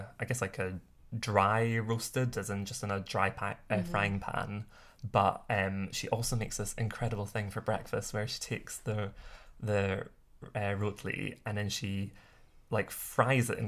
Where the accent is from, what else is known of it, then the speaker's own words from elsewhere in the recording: Scotland, United Kingdom; growing up in Scotland